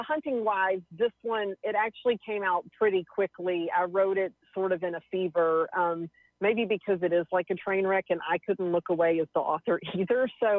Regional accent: Longview, Texas, United States; growing up in Longview, it was such an interesting place because it's a smaller city, but it was big enough to have like a mall, and it is in the middle of nowhere. It's 2 hours east of Dallas, an hour from Shreveport.

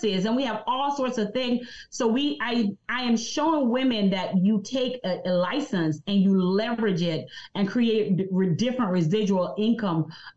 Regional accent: Jamaica; I'm from Jamaica, so I have an accent

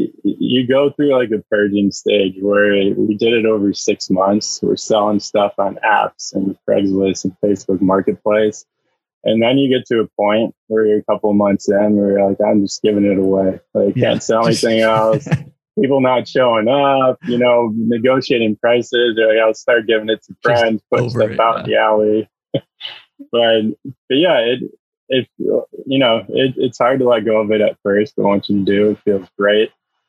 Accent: Chicago, Illinois, United States; moved away as an adult; also born or lived in San Diego / Palm Springs; I am originally from Chicago, moved out to San Diego about 5.5 years ago.

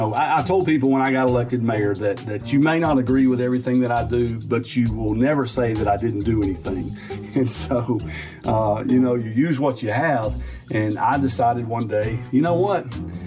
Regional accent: Fitzgerald, Georgia, United States; I am the mayor of Fitzgerald, Georgia. This is my hometown. Means a great deal to me. We are a town of about city and county, about 19,000 people, about 3 hours south of Atlanta.

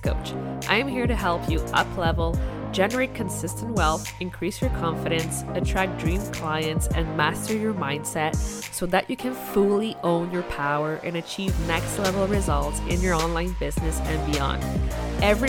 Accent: Quebec, Canada; English is a second language; je suis québécoise.

